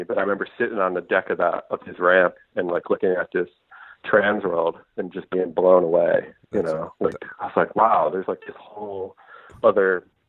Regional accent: Hamden, Connecticut, United States; I grew up in Hamden, Connecticut, which is a suburb of New Haven.

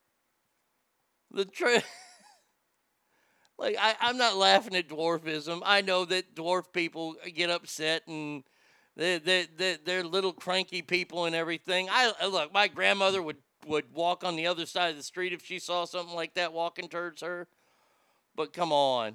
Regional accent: Texas, United States; my home state

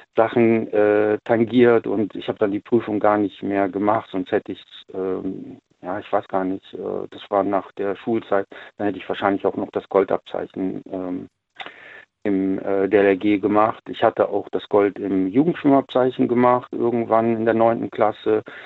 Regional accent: North Rhine-Westphalia, Germany; ich komme ja aus NRW

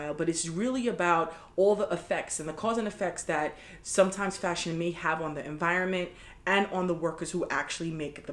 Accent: New York City, New York, United States; I grew up in New York City

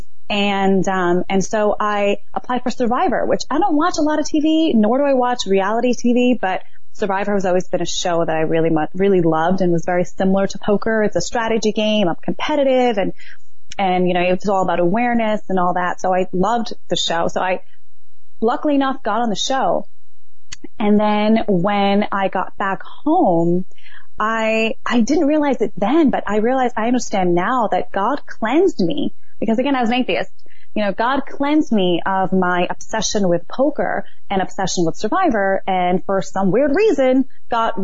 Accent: New York City, New York, United States; I grew up in Brooklyn, New York

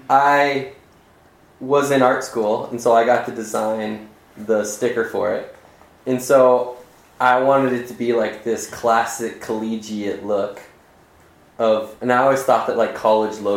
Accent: Arizona, United States; Like growing up in Arizona, like Arizona, like I couldn't have dreamt of a better place to grow up for that instance.

